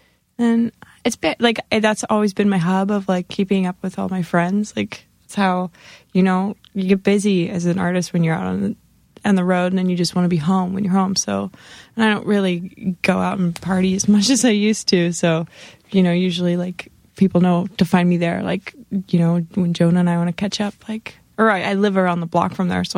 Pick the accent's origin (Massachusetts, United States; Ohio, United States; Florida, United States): Florida, United States; St. Petersburg; also born or lived in Lodi, California; I'm from Florida. Whereabouts? St. Petersburg.